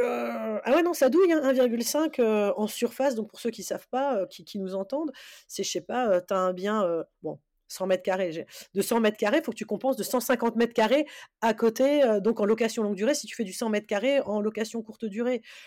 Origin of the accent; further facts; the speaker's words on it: Alsace, Grand Est, France; Je suis d'Alsace, mais je vais gérer sur sur Paris